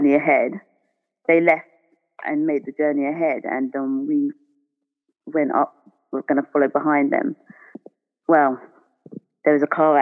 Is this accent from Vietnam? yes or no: no; Reading, South East England, United Kingdom; moved away as an adult; also born or lived in London; I grew up in Reading, in Berkshire. So I am not from London or the city.